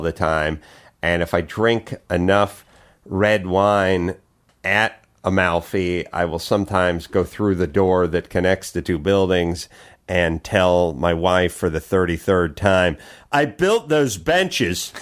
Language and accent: English; Los Angeles, California, United States; I grew up in North Hollywood, so, you know, the, uh, the cradle of, of porn, almost the birthplace of porn, the San Fernando Valley